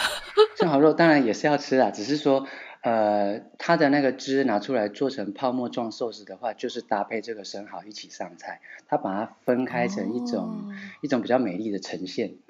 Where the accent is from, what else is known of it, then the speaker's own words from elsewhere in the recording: Taiwan; now in Bordeaux, France; 那是我们台湾人，我们，我们，我们，呃，有在做料理的，我们私底下就讲这就是过三关嘛